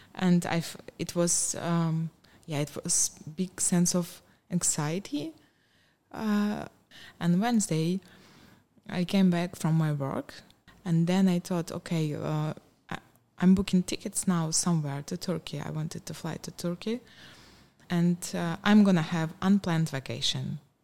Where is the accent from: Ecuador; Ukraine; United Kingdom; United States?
Ukraine; Donetsk Oblast; English is a second language; moved away as an adult; also born or lived in Kyiv, Ukraine; now in Cluj-Napoca, Romania; I was born and raised in the uh, Donetsk region, but I moved to Kiev uh, more than 20 years ago to, for my university, and I stayed there.